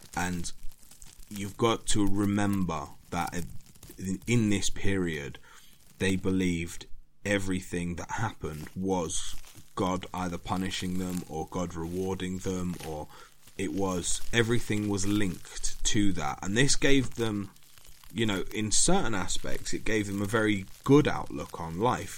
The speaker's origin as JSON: {"language": "English", "country": "United Kingdom", "said": "being British"}